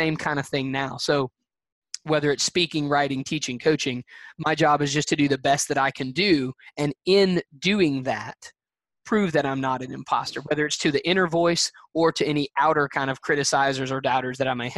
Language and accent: English; Alabama, United States; I'm a guy from Nowheresville, Alabama